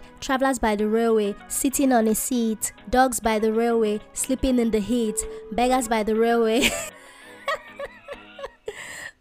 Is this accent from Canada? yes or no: no; Nigeria; a Nigerian child who went to a public school